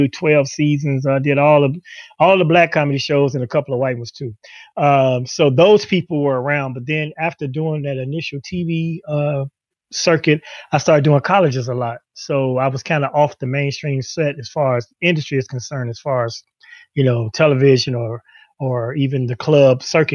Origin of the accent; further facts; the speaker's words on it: Chicago, Illinois, United States; Chicago as opposed to escaping my hometown